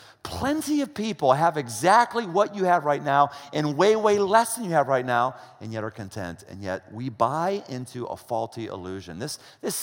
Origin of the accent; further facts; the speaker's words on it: United States